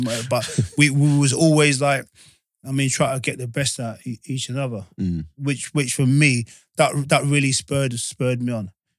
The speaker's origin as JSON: {"language": "English", "region": "England", "country": "United Kingdom", "tie": "born or raised there", "said": "I was born in England"}